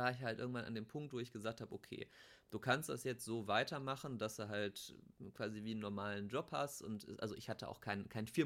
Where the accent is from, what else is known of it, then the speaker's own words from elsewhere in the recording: Bochum, North Rhine-Westphalia, Germany; also ich komme ja aus Bochum, der kam auch aus dem Ruhrgebiet